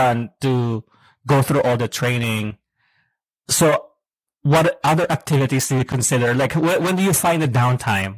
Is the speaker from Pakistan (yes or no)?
no; Philippines; now in United States; I grew up in the Philippines and then I moved to the U.S.